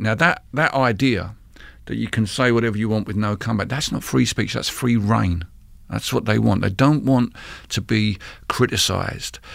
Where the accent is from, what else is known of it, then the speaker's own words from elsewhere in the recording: London, United Kingdom; the town where I grew up in East London